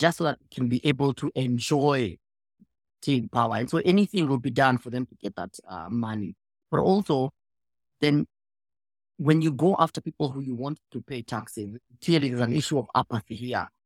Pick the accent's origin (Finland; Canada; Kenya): Kenya; as a Kenyan